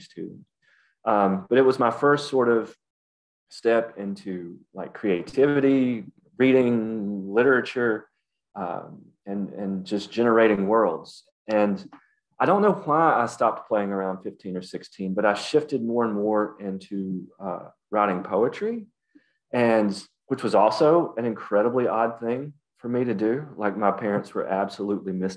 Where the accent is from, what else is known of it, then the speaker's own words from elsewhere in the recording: Appalachia, United States; accent: Appalachian; we spoke an Appalachian dialect